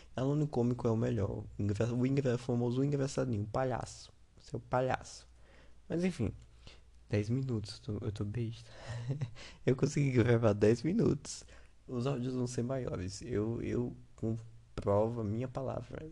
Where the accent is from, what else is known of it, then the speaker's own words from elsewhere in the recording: Sergipe, Brazil; eu sou do Sergipe